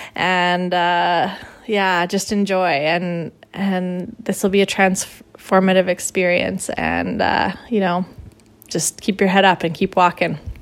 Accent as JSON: {"language": "English", "country": "Canada", "said": "I'm Canadian"}